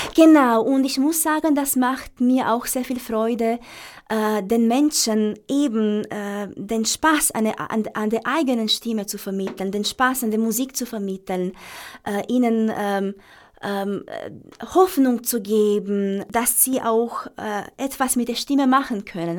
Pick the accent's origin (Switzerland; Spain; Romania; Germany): Romania; now in Vienna, Austria; ich Sehnsucht nach meiner, nach meiner Heimat hatte